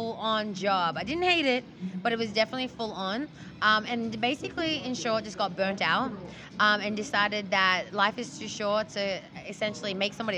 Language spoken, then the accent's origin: English; Australia; moved away; I grew up in Australia, so I have a rugby background